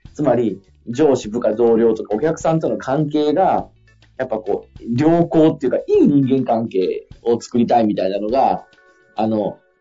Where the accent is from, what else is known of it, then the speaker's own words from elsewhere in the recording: Fukui, Japan; now in Tokyo, Japan; 地元の福井の拠点